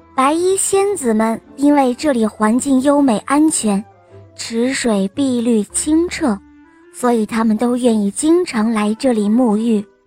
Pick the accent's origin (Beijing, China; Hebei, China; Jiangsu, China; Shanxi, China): Jiangsu, China; Nanjing; 今年五岁了，我来自南京